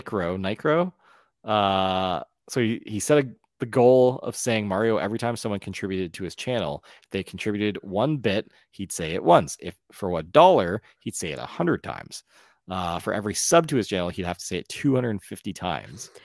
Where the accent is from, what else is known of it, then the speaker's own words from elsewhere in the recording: Ontario, Canada; also born or lived in Newfoundland (heritage); I'm from Ontario where we have no culture